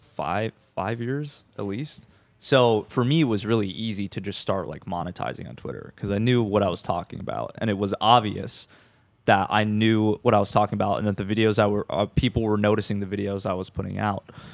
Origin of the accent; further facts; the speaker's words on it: Minnesota, United States; moved away as an adult; now in Tampa, United States; I'm from, I'm from Minnesota, and I was in, like, the, the cities area